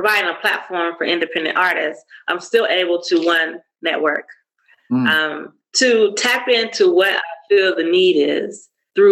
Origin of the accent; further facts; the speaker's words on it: United States; now in South Africa; As an American